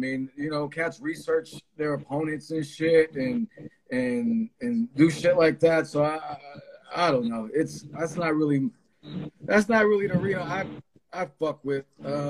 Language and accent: English; East Coast, United States; I'm from the East Coast.